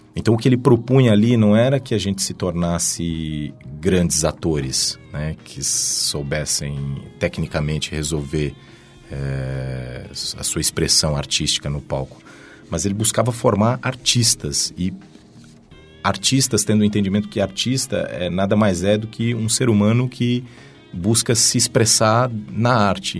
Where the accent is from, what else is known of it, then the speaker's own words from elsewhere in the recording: Goiânia, Goiás, Brazil; moved away as an adult; now in São Paulo, Brazil; venho de Goiânia, né, capital de Goiás, até fiquei lá até os meus 18 anos